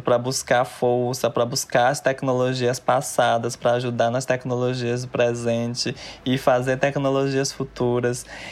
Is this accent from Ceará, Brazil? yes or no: yes; Fortaleza, Ceará, Brazil; moved away; eu fui nascida e criada lá, quarta geração